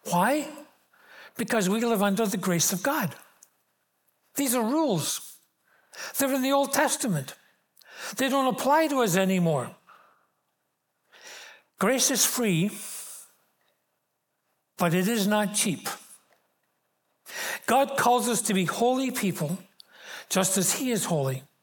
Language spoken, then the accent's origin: English; Glasgow, Scotland, United Kingdom; And I remember growing up in Glasgow in the mid 40s into the 50s and 60s, you did not shop on Sundays.